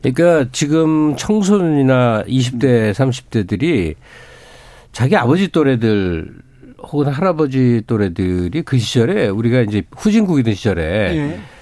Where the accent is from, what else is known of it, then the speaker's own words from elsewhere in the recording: Seoul, South Korea; 저는 서울에서 나고 자랐기 때문에